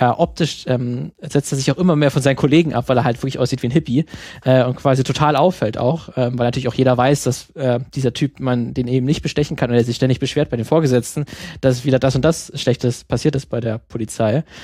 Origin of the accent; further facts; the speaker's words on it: Germany; bei uns in Deutschland